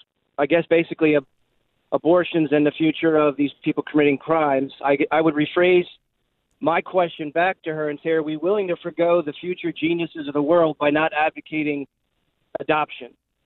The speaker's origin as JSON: {"language": "English", "town": "Bethlehem", "region": "Pennsylvania", "country": "United States", "said": "Yeah, I'm from Bethlehem, Pennsylvania, your old stomping grounds."}